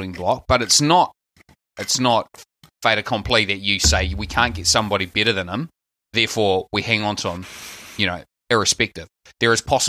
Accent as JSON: {"language": "English", "country": "New Zealand", "accent": "Kiwi", "said": "My Kiwi accent, I'm so Kiwi"}